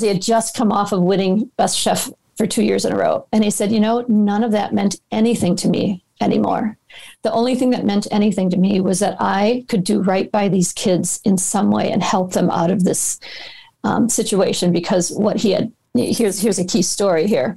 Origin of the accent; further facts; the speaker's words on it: Minneapolis, Minnesota, United States; my hometown of Minneapolis